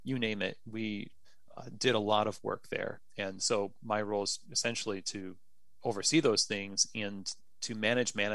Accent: New York, United States; moved away as an adult; now in Louisville, United States; I'm a New Yorker

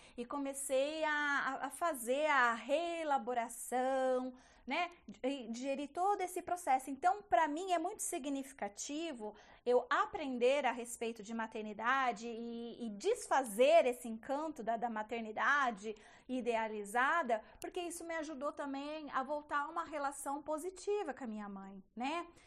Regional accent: Bauru, São Paulo, Brazil; eu sou de uma cidade do interior de São Paulo, chama Bauru a minha cidade.

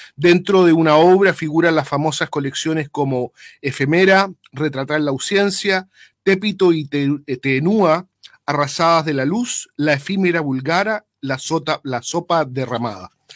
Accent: Chile; de esa época de la historia de Chile, donde yo nací el 71

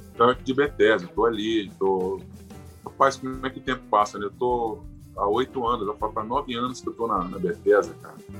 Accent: Itaperuna, Rio de Janeiro, Brazil; eu sou carioca, nasci no Rio, mas sou itaperunense de coração. Vivi minha vida uhum. toda aqui

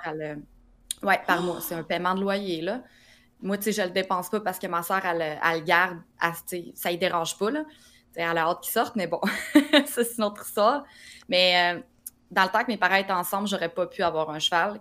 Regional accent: Drummondville, Quebec, Canada; Je viens de Drummondville

